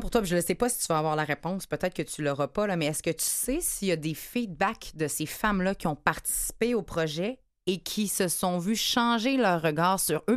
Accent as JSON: {"language": "French", "town": "Quebec City", "region": "Quebec", "country": "Canada", "moved": "yes", "lives_now": "Montreal, Canada", "said": "je viens de Québec"}